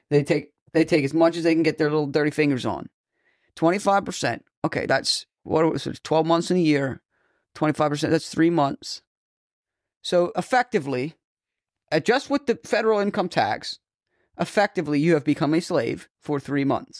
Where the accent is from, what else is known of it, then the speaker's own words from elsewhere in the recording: Boston, Massachusetts, United States; I'm from, like, Boston, Massachusetts, you know, the New England states